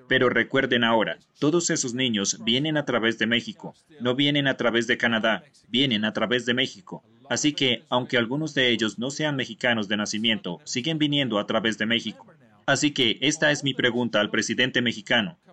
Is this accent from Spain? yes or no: no; South Africa; Yo soy de Sudáfrica